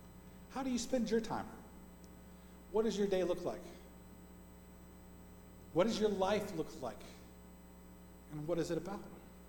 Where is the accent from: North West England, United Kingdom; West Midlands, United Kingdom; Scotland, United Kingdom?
Scotland, United Kingdom; Because you don't realize that I'm Scottish. And if I'm Scottish, I have a temper like crazy